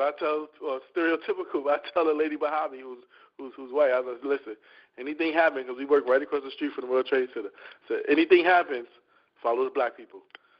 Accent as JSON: {"language": "English", "town": "New York City", "region": "New York", "country": "United States", "tie": "born or raised there", "said": "growing up in New York City public school system."}